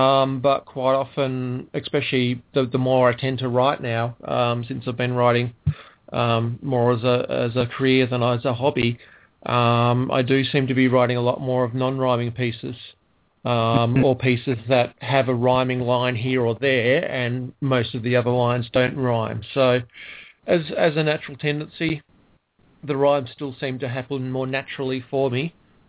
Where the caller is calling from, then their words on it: Ballarat, Victoria, Australia; because I'm calling from Ballarat, which is in Victoria, down the southeast corner.